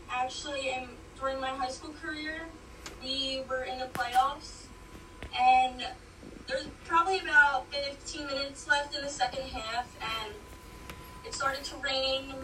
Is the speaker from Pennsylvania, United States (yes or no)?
yes; Langhorne, Pennsylvania, United States; I'm from Langhorne, Pennsylvania.